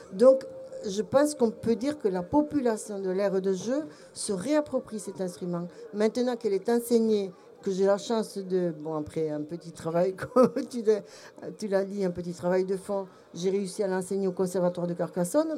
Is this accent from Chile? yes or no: no; Belgium; now in France; mon cœur d'étrangère au pays, puisque je suis belge mais je me suis soignée